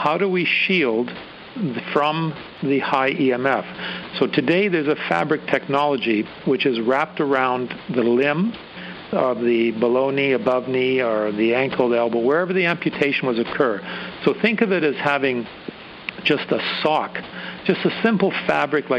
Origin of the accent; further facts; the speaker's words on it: Canada; As a Canadian